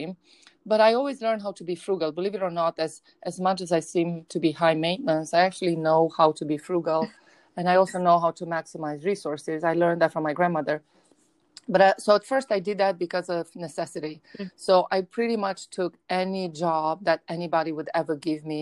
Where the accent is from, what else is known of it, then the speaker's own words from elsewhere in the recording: Romania; moved away; I grew up in Romania, in a very broken post-communist regime